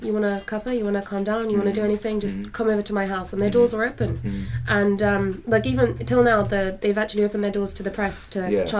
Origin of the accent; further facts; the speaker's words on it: London, United Kingdom; moved away as an adult; now in Canada; as a Londoner, because I love London